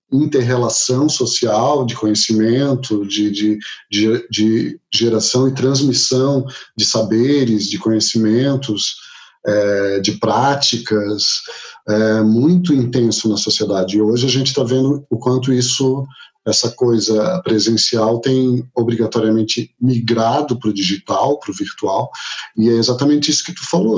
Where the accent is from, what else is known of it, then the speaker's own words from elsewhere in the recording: Florianópolis, Santa Catarina, Brazil; E sou nascido em Florianópolis, trabalho aqui